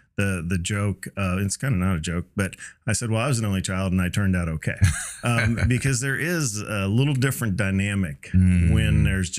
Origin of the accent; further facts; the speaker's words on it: Cincinnati, Ohio, United States; also born or lived in Mobile, Alabama / Florida / California / D.C.; I was born in Mobile, Alabama. And then, you know, bounced around to Florida, out to California, D.C., Iowa, and then into Cincinnati for kind of what I would call the formative years.